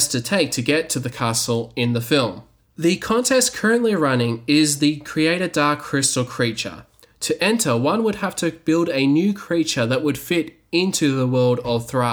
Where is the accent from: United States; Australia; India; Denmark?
Australia; because I'm from Australia, I was excluded